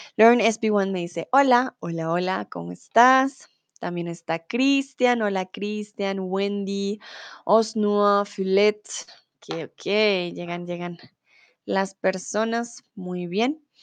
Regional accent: Colombia; now in Germany; tutora de español aquí en Chatterbox hace cuatro años y soy de Colombia

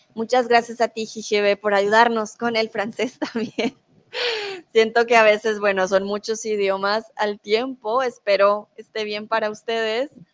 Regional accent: Colombia; first language Spanish; also born or lived in Mexico; now in Germany; yo soy de Colombia y vivo en Alemania, ahora estoy en México

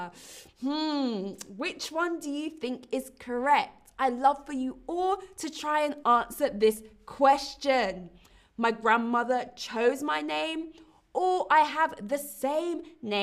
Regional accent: London, United Kingdom; London, my hometown

